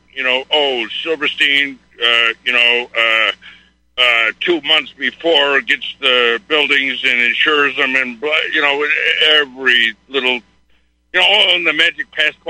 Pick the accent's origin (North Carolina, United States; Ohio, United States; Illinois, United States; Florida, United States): Illinois, United States; Chicago; I'm from Chicago. I was 30 years fireman there